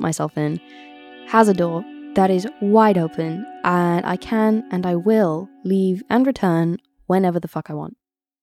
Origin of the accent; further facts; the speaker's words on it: Oxfordshire, South East England, United Kingdom; also born or lived in Brixton, London; I was born in Brixton and I grew up in Oxfordshire.